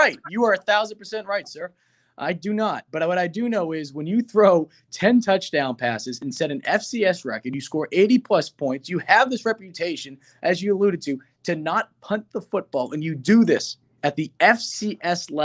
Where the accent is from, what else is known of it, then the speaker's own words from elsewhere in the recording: Northeast, United States; growing up in the Northeast